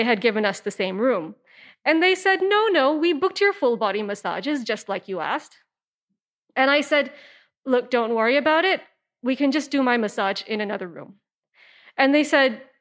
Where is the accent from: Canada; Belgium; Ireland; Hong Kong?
Hong Kong; I am an Indian woman from Hong Kong